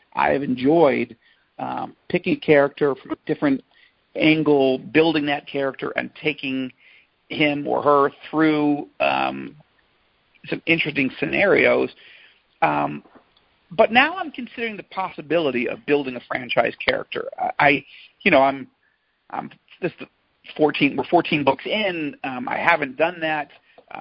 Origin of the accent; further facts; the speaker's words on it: Jerusalem, Jerusalem District, Israel; my hometown of Jerusalem